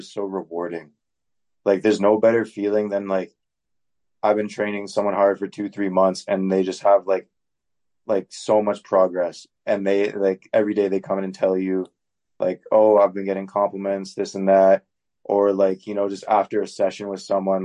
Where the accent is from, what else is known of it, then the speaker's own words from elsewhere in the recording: Oakville, Ontario, Canada; moved away as an adult; now in Winnipeg, Canada; I'm from Oakville